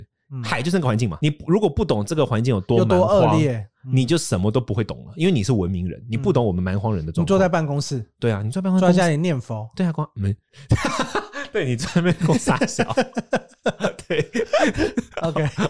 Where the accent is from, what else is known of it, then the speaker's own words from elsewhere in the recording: Taiwan; 我们刚刚展现出了我们台湾人的傲慢